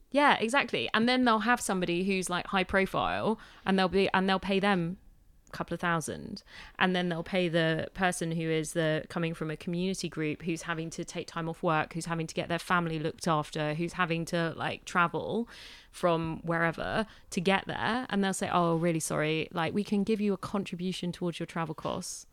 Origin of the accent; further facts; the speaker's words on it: Hampshire, South East England, United Kingdom; I grew up in Hampshire